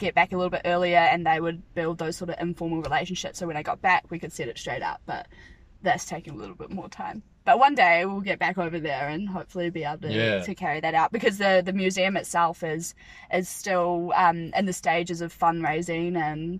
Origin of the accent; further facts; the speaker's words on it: Martinborough, Wellington, New Zealand; from Martinborough.